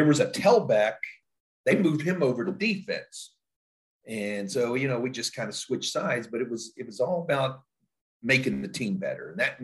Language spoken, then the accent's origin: English; Elkins, West Virginia, United States; moved away as an adult; now in Pataskala, United States; go back home to my hometown, Elkins, West Virginia